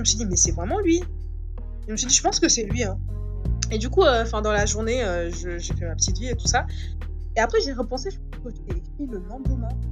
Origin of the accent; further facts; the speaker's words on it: Dakar, Senegal; moved away as an adult; Je suis sénégalaise. Je suis née au Sénégal, à Dakar. J'ai grandi là-bas.